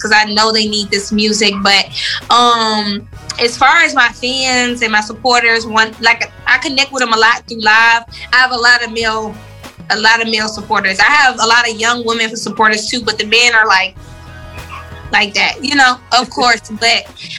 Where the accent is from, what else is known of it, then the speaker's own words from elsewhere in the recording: Atlanta, Georgia, United States; also born or lived in Maryland / Clayton County, Georgia / Riverdale, Georgia; I was raised on the west side of Atlanta.